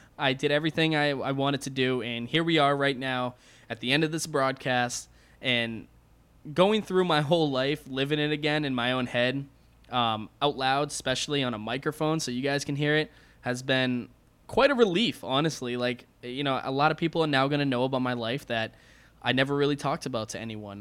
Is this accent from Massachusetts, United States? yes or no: yes; Massachusetts, United States; also born or lived in Alabama; we moved from Alabama back home to Massachusetts